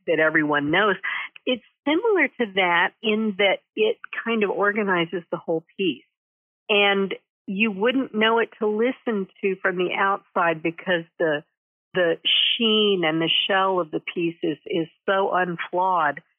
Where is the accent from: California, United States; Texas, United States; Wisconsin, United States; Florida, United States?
Texas, United States; Denton; moved away as an adult; also born or lived in New Haven, Connecticut / New York City / Washington, D.C.; I'm a native Texan, um, and I grew up in Denton